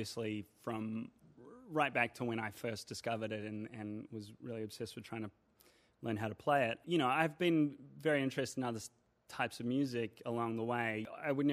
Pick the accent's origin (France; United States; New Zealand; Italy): New Zealand; being a New Zealander